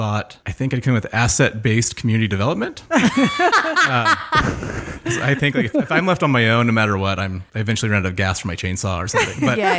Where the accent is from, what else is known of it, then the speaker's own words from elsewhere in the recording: Oakdale, California, United States; it's a small town, not quite as small as when I grew up there, but born and raised in Oakdale and cowboy capital of the world.